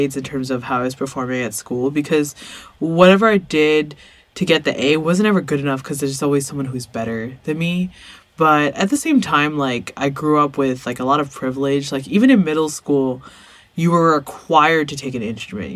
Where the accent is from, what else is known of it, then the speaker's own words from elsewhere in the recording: Arcadia, California, United States; growing up in Arcadia